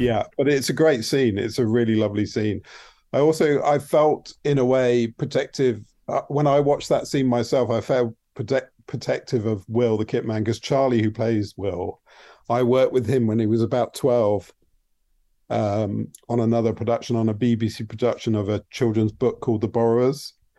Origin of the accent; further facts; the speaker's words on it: United Kingdom; I might not know so well as a Brit